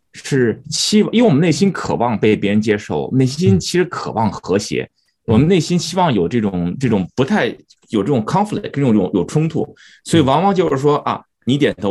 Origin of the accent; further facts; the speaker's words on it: United States; 以前我往往在美国出生长大，觉得自己把自己放在一个框框里头。OK，我是一个华人，我在美国啊